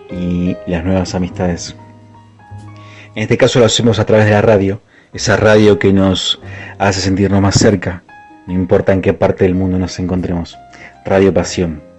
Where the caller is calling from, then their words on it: Argentina; Buenas noches a todos … desde Argentina.